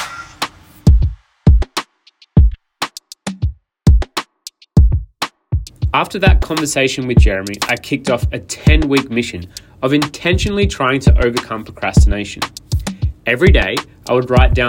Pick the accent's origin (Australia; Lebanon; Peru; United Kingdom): Australia; Adelaide, South Australia; moved away; my hometown of Adelaide, South Australia.